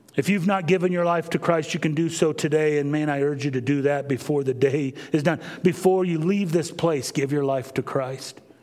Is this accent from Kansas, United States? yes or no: yes; Kansas, United States; moved away; Growing up in Kansas